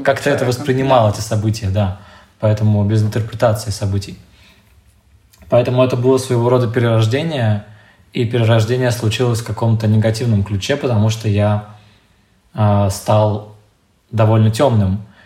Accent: Siberia, Russia; я ещё из Сибири

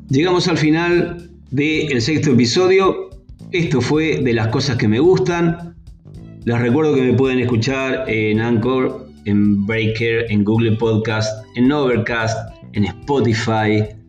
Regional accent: General Roca, Río Negro, Argentina; hoy cumple años mi ciudad natal, la ciudad donde resido, 141 años, cumple Roca

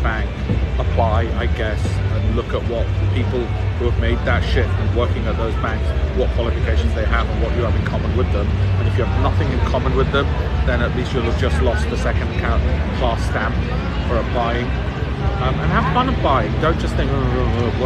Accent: Leeds, Yorkshire and the Humber, United Kingdom; I grew up in Armley in Leeds.

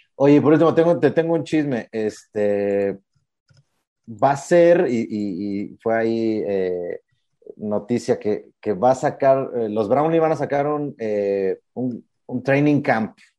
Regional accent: Mexico; hacer ese faramaya que nos caracteriza como mexicanos

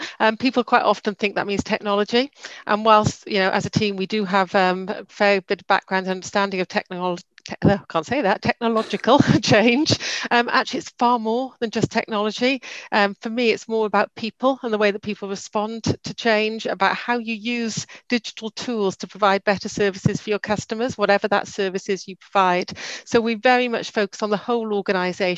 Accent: Swansea, Wales, United Kingdom; We're based in Swansea. We're all from Swansea.

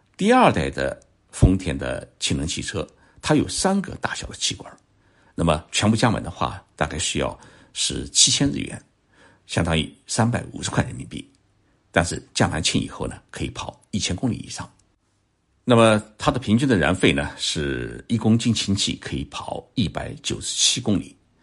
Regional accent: Zhoushan, Zhejiang, China; moved away; 我的家乡舟山市的一个渔山岛

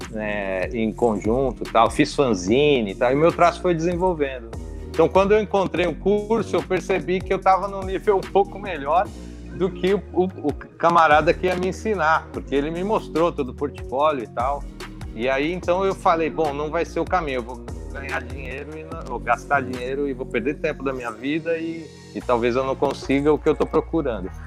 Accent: Mauá, São Paulo, Brazil; now in Santo André, Brazil; eu sou da região do ABC, né? Eu fui criado na cidade de Mauá e, de, e hoje eu moro na, em Santo André.

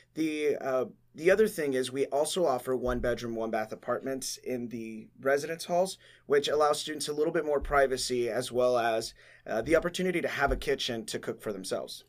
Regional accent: Laredo, Texas, United States; I am from Laredo, Texas

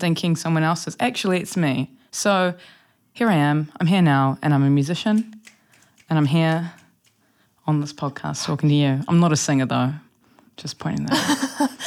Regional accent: Wellington, New Zealand; I grew up here in Wellington, um, along the Lal Bay Coast

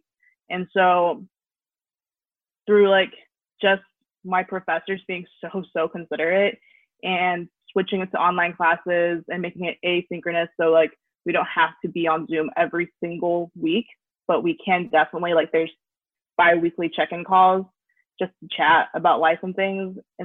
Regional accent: Oklahoma, United States; moved away as an adult; now in Missouri, United States; I'm out of state, I'm from Oklahoma

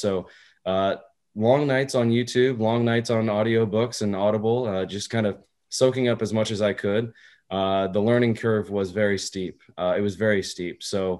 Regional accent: Texas, United States; also born or lived in Germany; I was born in Germany, spent a lot of my time traveling as a kid, finally ended up in Texas, did all grade school through there, finished graduated high school

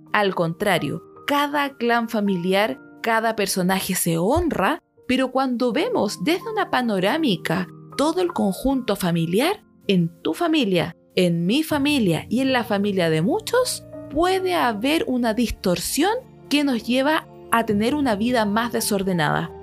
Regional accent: Chile; mi país, donde yo vivo, Chile

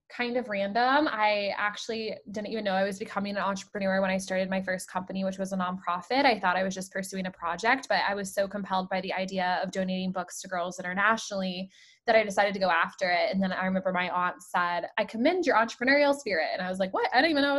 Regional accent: Colorado, United States; moved away as an adult; also born or lived in Rhode Island; I grew up in Colorado

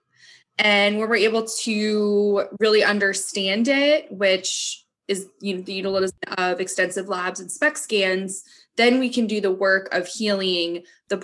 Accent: New England, United States; growing up in New England

